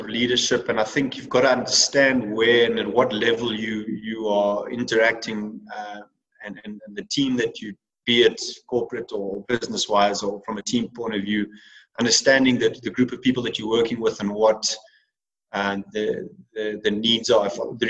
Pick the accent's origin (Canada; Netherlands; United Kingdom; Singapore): United Kingdom; England; because of the fact that I was English and I was a leader from the English side of things.